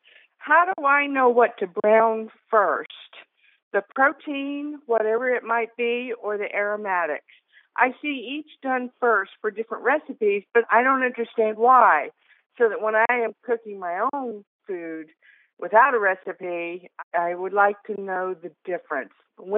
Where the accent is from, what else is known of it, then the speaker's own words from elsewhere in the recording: Newark, Ohio, United States; Newark, Ohio.